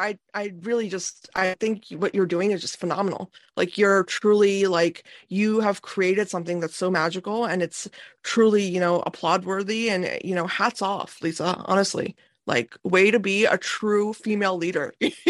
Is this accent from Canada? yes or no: no; India; Me being Indian, I'm looking at them like that is an oxymoron